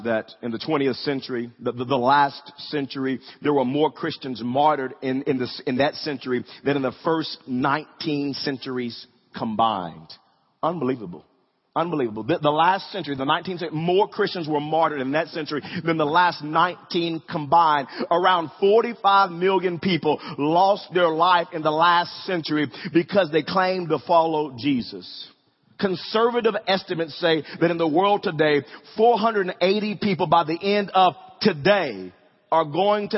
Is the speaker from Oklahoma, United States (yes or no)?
yes; Wewoka, Oklahoma, United States; growing up in Wewoka, I would ride my bike to middle school